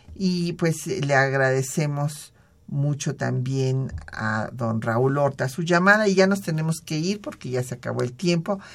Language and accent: Spanish; Mexico; nosotros también somos estadounidenses porque la constitución dice Estados Unidos mexicanos